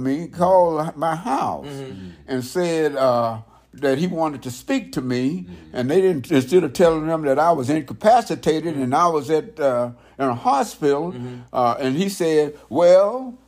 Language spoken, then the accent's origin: English; Verdun, Grand Est, France; also born or lived in Frankfurt, Germany; I was from Verdun, France, from Frankfurt, Germany.